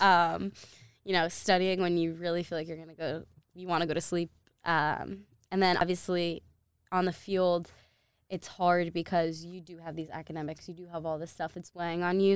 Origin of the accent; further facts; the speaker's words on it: New Jersey, United States; moved away; I lived in New Jersey. I was born in New Jersey.